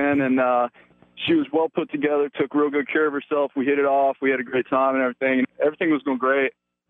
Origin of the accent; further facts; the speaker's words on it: the Hill Country, Texas, United States; I'm from the Hill Country, guys.